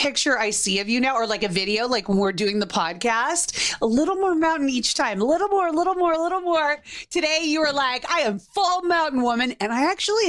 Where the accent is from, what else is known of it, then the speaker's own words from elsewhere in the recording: Dallas, Texas, United States; I think it's that Texan in me. You know, I'm from Dallas, so it must be the Texan.